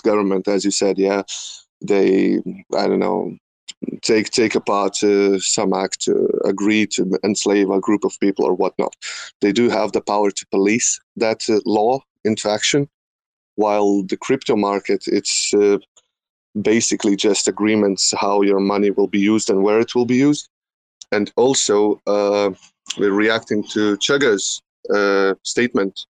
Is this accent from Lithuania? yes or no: yes; Lithuania; I'm from Lithuania, not from Russia